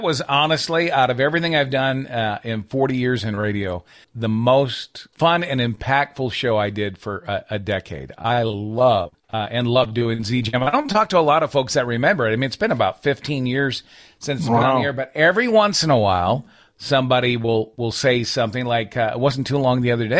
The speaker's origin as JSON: {"language": "English", "region": "Michigan", "country": "United States", "tie": "born or raised there", "moved": "yes", "lives_now": "Nashville, United States", "said": "Yeah, I've been here for, I think, 26 years. But no, I grew up in northern Michigan, not far from the Canadian border."}